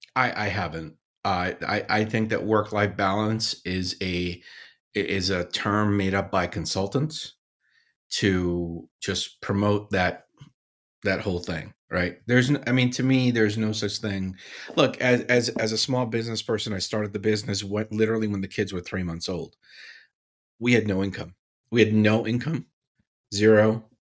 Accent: Paterson, New Jersey, United States; born or raised there; also born or lived in Syria

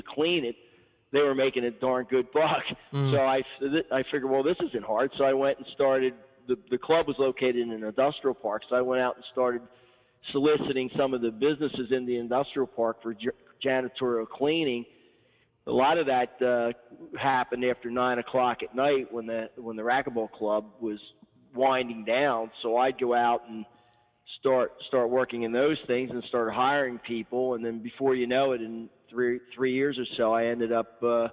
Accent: Horsham, Pennsylvania, United States; worked for a club in my hometown for a couple, 3 years for a guy that in Horsham, Pennsylvania

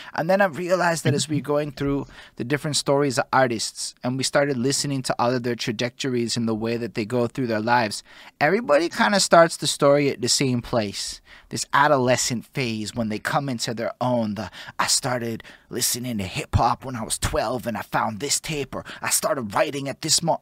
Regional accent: Montreal, Quebec, Canada; I'm from Montreal

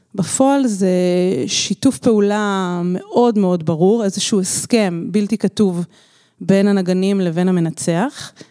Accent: Israel; moved away as an adult; now in Barcelona, Spain; גדלתי במקהלת מורן פה בארץ

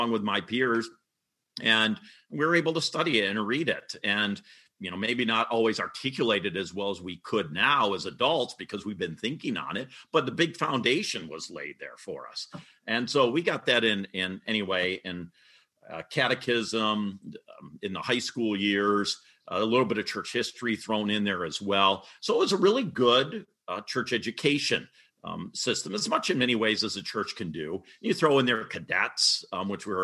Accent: Coopersville, Michigan, United States; also born or lived in Muskegon; I consider Coopersville my hometown here in Ottawa County, about a half hour for those who don't know, half hour outside of Grand Rapids

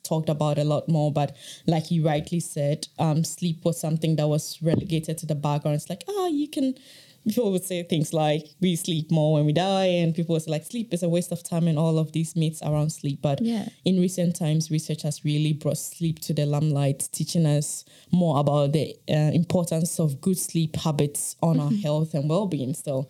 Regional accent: Ghana; I am originally from Ghana. My interest in sleep really started during my bachelor's in Ghana, when I was studying psychology.

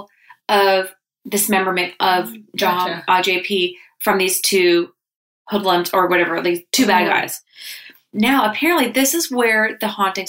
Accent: Canada; We're Canadian.

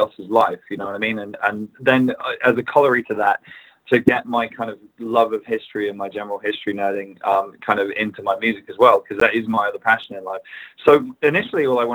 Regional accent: England, United Kingdom; as an English person

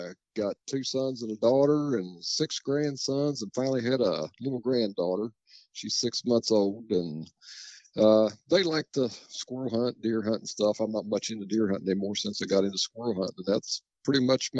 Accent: Moorefield, West Virginia, United States; Moorefield, West Virginia.

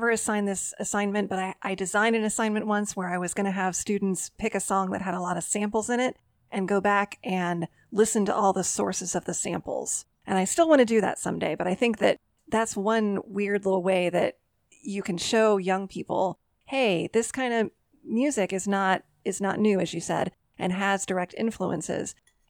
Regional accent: Dayton, Ohio, United States; my hometown

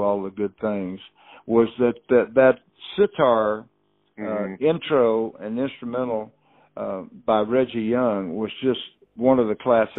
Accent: Houston, Texas, United States; a couple of them I grew up with in Houston

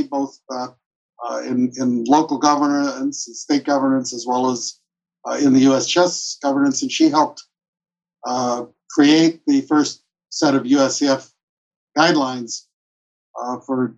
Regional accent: Chicago, Illinois, United States; moved away as an adult; also born or lived in Minnesota / Wisconsin; now in Nevada, United States; I'm originally from Chicago

